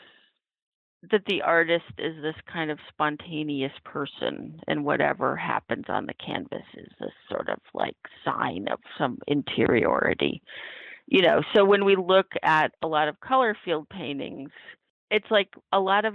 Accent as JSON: {"language": "English", "region": "Oregon and the Northwest and California", "country": "United States", "tie": "born or raised there", "moved": "as an adult", "lives_now": "New York, United States", "said": "I grew up in Oregon and the Northwest and California"}